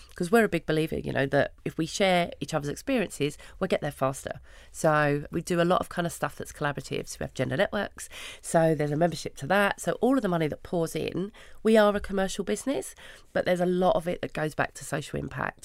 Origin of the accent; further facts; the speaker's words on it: London, United Kingdom; I grew up in Hackney